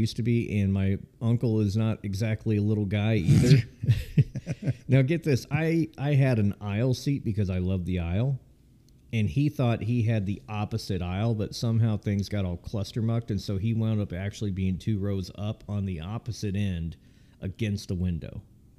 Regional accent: California, United States; I came from California.

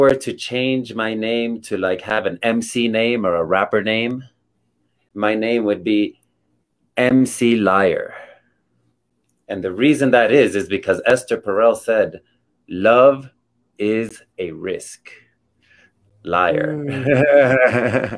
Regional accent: Miami, Florida, United States; moved away as an adult; now in Colorado Springs, United States; I was born in Miami, Florida. And I just moved to Colorado Springs last year. So for the first 40 something years of my life, I've only been a Florida native

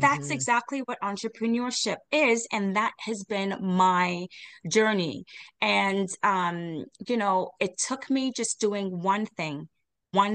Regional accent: Jamaica; I am Jamaican

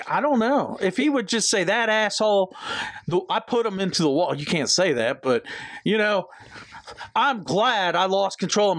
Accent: Georgia, United States; born there; He's from Georgia, just like Brad. I was born in Georgia.

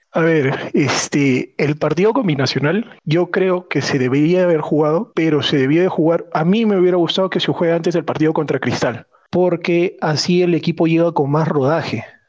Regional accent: Arequipa, Peru; yo soy de Arequipa

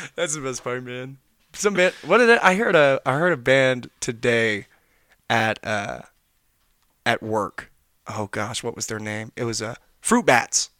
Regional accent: Knoxville, Tennessee, United States; moved away; I'm from Knoxville, Tennessee. That's where I'm originally

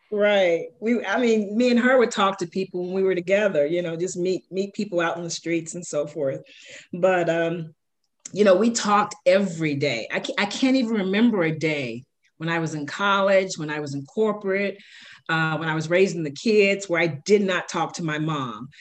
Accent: Chicago, Illinois, United States; I grew up in Chicago. Shout out to the South Side, um, in the inner city of Chicago, where um, I was born

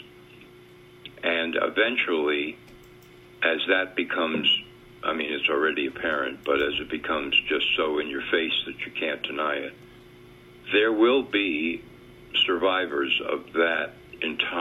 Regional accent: White Plains, New York, United States; Yeah, White Plains, New York, right outside the city

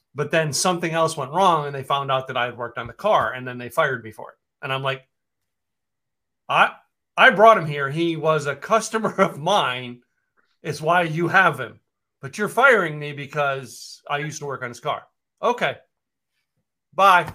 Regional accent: Poconos, Pennsylvania, United States; moved away as an adult; also born or lived in Scranton, Pennsylvania; now in Dallas, United States; I grew up in the Poconos

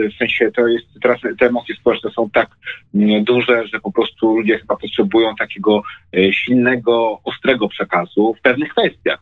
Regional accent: Lesser Poland, Poland; u nas w Małopolsce

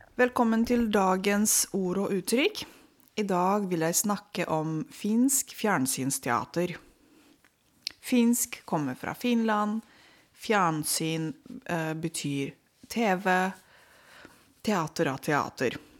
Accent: Romania; Norwegian is a second language; now in Norway; jeg er født og oppvokst i Romania på 80-tallet.

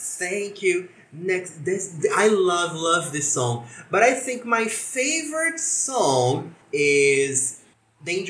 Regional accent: Brazil; I am from Brazil too.

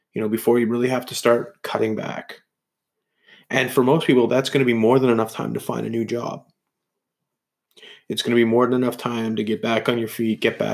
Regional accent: Canada; as Canadians

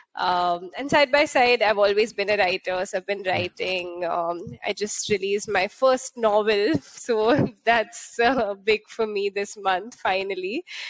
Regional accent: Mumbai, Maharashtra, India; moved away; I grew up in uh, in Bombay, uh, which is the bubble of India.

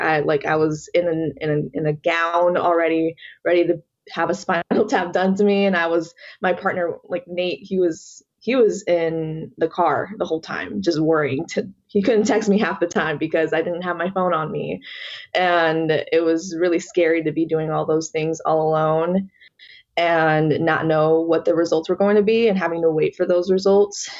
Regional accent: Atlanta, Georgia, United States; I was born and raised here in Georgia. That's all I know

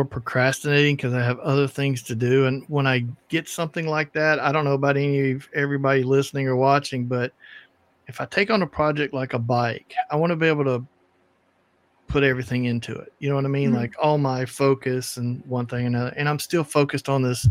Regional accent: East Coast, United States; I grew up on the East Coast

